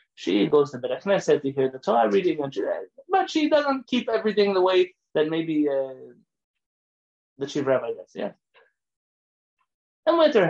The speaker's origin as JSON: {"language": "English", "country": "Iran", "moved": "yes", "said": "I've never had a rabbi come to my house since I came from Iran who just ate my food because he trusted me that my food was kosher."}